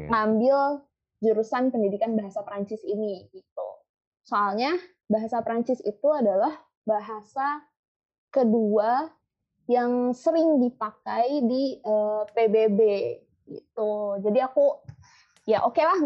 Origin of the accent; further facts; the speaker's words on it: Palembang, South Sumatra, Indonesia; also born or lived in Bogor; now in Jakarta, Indonesia; soalnya aslinya itu gue dari Palembang tapi tinggal di Bogor tapi sekarang lagi tinggal di Jakarta